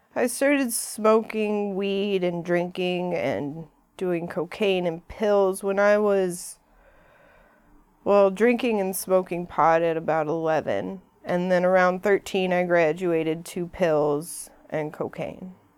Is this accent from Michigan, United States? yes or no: yes; Ferndale, Michigan, United States; I came from Ferndale, that's where I grew up, not far from here